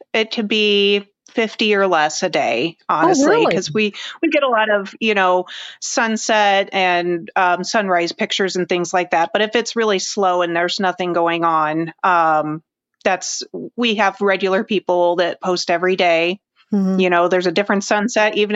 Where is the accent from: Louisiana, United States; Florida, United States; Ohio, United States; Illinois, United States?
Illinois, United States; Springfield; also born or lived in Jackson, Tennessee; I was born and raised in Springfield, Illinois